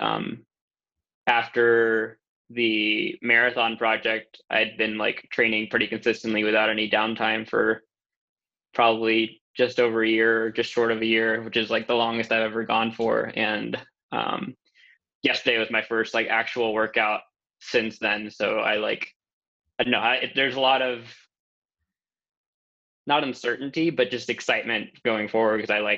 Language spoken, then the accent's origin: English; Houston, Texas, United States; also born or lived in Mexico City, Mexico; My earliest memory in Mexico was our apartment building. I remember we were like kind of underground where we were in Mexico City. And I remember that my school was pink, was a pink building. That's all I got from there. But moving to Houston